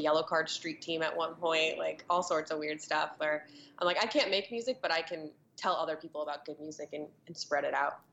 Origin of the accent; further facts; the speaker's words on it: Florida, United States; growing up for me, it's a little cliché because of Florida